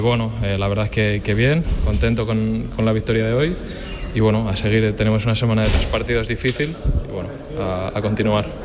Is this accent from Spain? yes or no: yes; Zaragoza, Aragon, Spain; moved away as an adult; now in Valencia, Spain; mi tierra